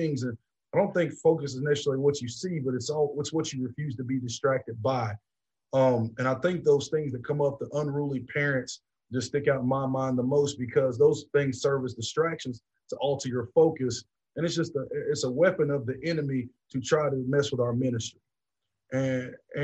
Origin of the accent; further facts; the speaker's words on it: Georgia, United States; moved away as an adult; also born or lived in Tennessee; now in West Point, United States; my home state of Georgia